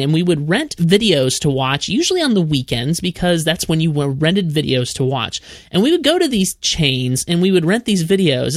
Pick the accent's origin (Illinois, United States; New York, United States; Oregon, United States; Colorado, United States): Illinois, United States; Peoria; now in Nashville, United States; I still consider myself a Midwesterner because I'm from originally Peoria, Illinois